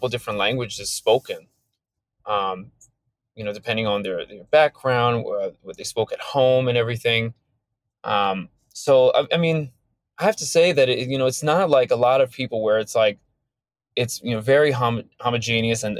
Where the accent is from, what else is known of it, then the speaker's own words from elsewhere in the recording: suburban Maryland, United States; I grew up in suburban Maryland.